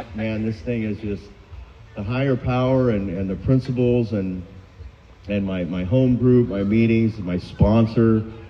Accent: Huntington, United States; Because I'm from Huntington.

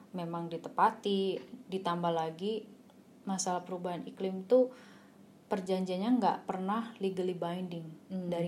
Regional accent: Surabaya, East Java, Indonesia; karena saya sendiri asli arek Surabaya

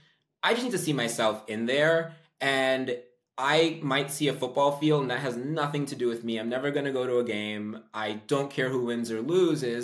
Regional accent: New York, United States; I'm from New York

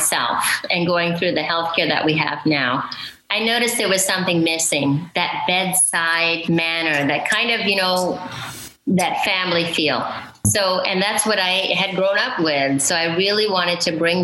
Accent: Florida Panhandle, United States; I was raised in the Panhandle of Florida. Lower Alabama, like we like to call it, a small town, great community

